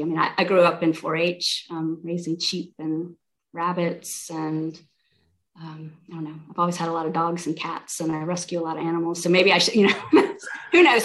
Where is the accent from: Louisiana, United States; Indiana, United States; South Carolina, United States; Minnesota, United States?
South Carolina, United States; moved away as an adult; also born or lived in Bay Area, California / Portland, Oregon / San Jose, California; now in Santa Barbara, United States; I'm from South Carolina originally.